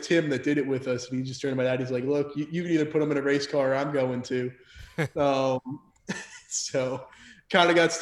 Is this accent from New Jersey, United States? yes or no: yes; Mahwah, New Jersey, United States; moved away as an adult; also born or lived in Minnesota; now in North Carolina, United States; born and raised in Mahwah, New Jersey